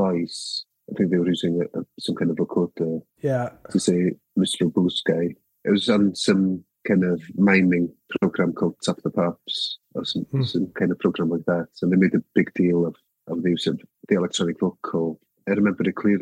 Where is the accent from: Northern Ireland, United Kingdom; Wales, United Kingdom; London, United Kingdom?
Wales, United Kingdom; first language Welsh; English is a second language; my first language is the Welsh language